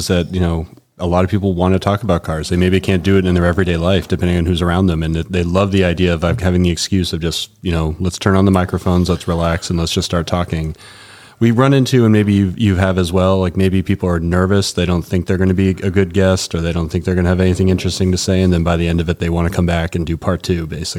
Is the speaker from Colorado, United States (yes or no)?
yes; Denver, Colorado, United States; We're from Denver, so we're already into cocktail hour.